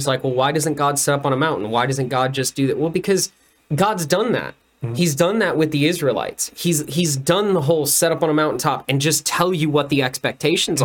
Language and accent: English; Rio Grande Valley, Texas, United States; I grew up in the Rio Grande Valley, and I grew up among a very Hispanic population